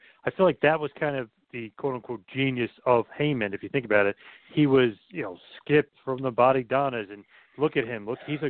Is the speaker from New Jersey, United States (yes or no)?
yes; Asbury Park, New Jersey, United States; my hometown of Asbury Park, New Jersey